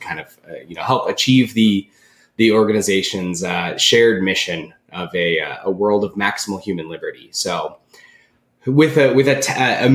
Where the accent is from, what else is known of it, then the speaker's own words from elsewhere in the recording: Southern California, United States; I'm originally from Southern California